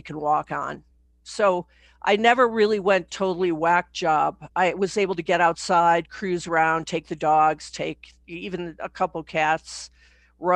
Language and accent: English; Chicago, Illinois, United States; moved away as an adult; now in Santa Fe, United States; I was brought up in Chicago